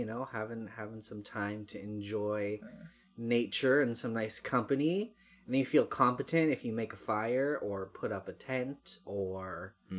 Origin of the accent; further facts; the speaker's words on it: Barrie, Ontario, Canada; I'm from Barrie